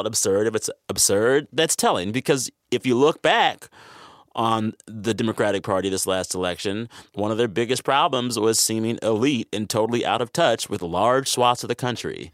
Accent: San Antonio, Texas, United States; I was raised in the San Antonio, Texas area

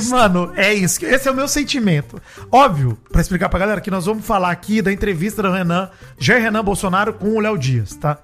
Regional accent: Brazil; also born or lived in Araraquara, São Paulo; eu sou brasileiro

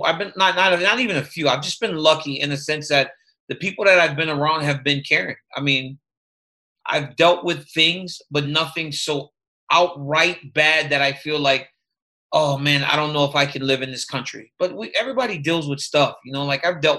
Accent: Louisiana, United States; I grew up in Louisiana

